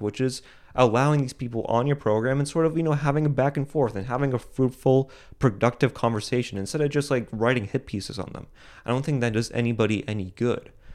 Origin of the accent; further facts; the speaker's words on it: United States; as an American